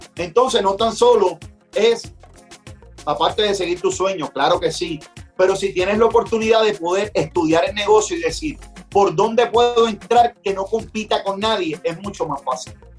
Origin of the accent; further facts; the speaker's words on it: Puerto Rico; yo soy un, un boricua rapero que vivo en las montañas de Puerto Rico